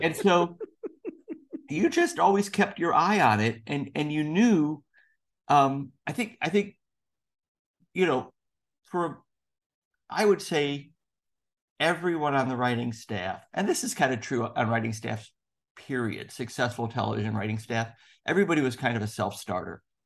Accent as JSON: {"language": "English", "town": "Chicago", "region": "Illinois", "country": "United States", "tie": "born or raised there", "also_born_or_lived": "Indiana", "moved": "as an adult", "said": "I grew up in Chicago. I went to school in Indiana"}